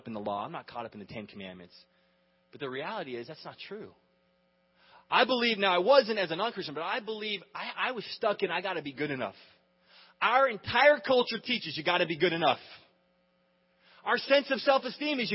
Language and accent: English; United States; we grew up in America